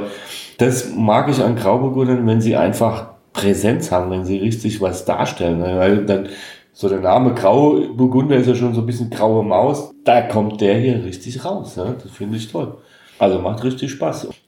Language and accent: German; Hesse, Germany; Also, ich als Hesse würde sagen